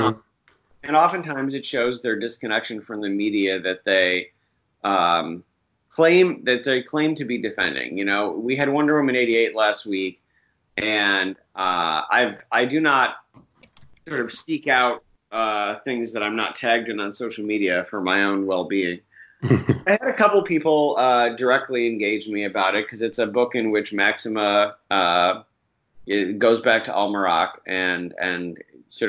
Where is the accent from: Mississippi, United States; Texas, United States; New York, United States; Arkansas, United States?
New York, United States; Central; I'm from Central New York